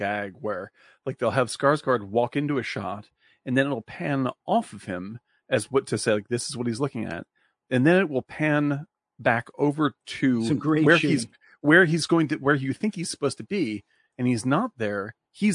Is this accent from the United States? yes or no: yes; Louisiana, United States; Also, I'm from Louisiana.